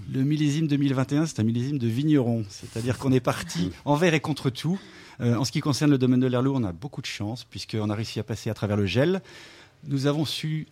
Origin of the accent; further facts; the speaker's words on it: Lyon, Auvergne-Rhône-Alpes, France; je suis né à Lyon